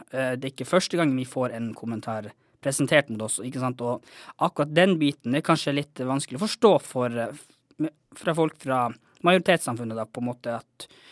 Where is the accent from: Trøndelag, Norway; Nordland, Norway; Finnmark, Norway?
Finnmark, Norway; Kautokeino; moved away as an adult; now in Tromsø, Norway; jeg er jo fra Kautokeino oppvokst der, men akkurat nå så holder jeg også mye til i Tromsø